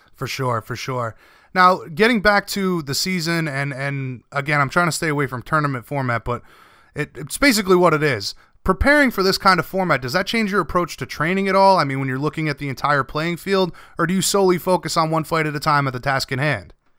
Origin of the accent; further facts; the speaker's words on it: Rhode Island, United States; I'm from Rhode Island